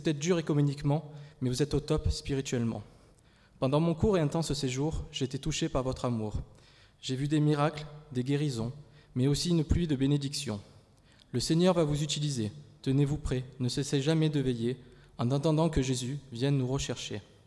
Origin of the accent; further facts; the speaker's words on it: France; je viens de France, de l'église d'André et Sylvia